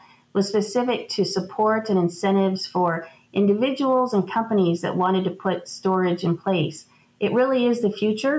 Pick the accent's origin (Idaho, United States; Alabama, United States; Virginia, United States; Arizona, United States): Arizona, United States; Tucson; I grew up here in Tucson on Tucson Water